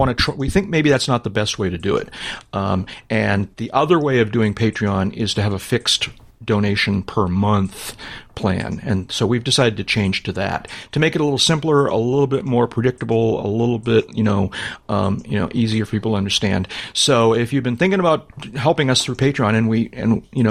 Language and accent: English; New England, United States; I'm from New England.